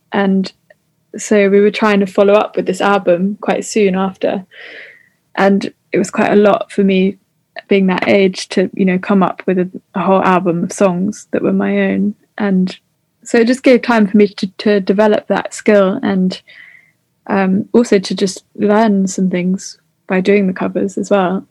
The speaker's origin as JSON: {"language": "English", "area": "New Forest", "region": "South East England", "country": "United Kingdom", "tie": "born or raised there", "said": "I've kind of just stayed at my at, like where I grew up in the New Forest."}